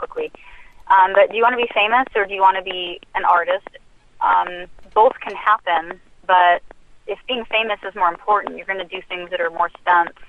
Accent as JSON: {"language": "English", "town": "Anchorage", "region": "Alaska", "country": "United States", "tie": "born or raised there", "also_born_or_lived": "Utah", "moved": "yes", "said": "I grew up in Anchorage for a while where we lived in the projects"}